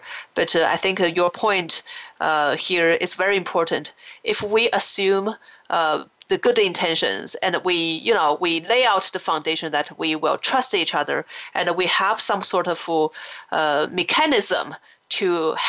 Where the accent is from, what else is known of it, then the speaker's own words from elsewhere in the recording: China; when we grew up in China, we have our certain way of looking at the world.